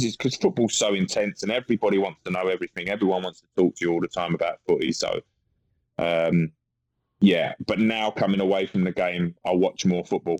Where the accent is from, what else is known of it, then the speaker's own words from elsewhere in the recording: London, United Kingdom; also born or lived in Barking; I grew up in a place called Manor Park, which is in between Ilford and East Ham.